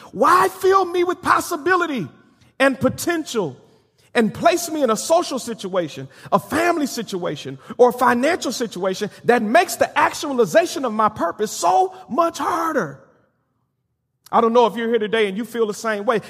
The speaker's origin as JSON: {"language": "English", "town": "Benton Harbor", "region": "Michigan", "country": "United States", "tie": "born or raised there", "moved": "yes", "said": "a very prominent and strong Baptist church back in my hometown of Benton Harbor, Michigan"}